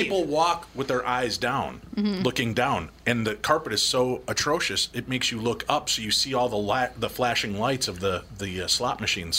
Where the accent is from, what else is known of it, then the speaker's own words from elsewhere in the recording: Chicago, Illinois, United States; now in Minnesota, United States; I'm from Chicago. I grew up in Chicago.